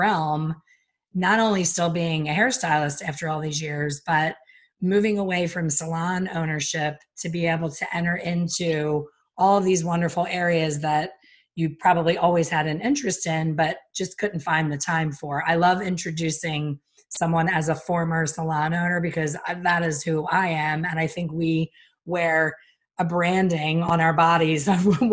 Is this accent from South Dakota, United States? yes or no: no; Pennsylvania, United States; moved away; We're both from Pennsylvania, my former home.